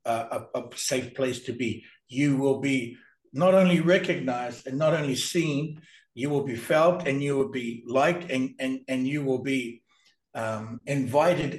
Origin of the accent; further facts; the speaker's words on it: New Zealand; I was born and raised in New Zealand